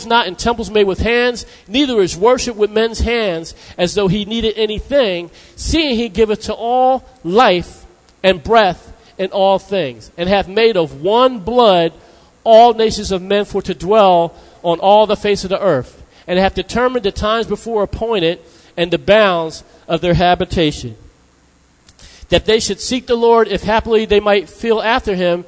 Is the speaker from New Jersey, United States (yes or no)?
yes; New Jersey, United States; I'm from New Jersey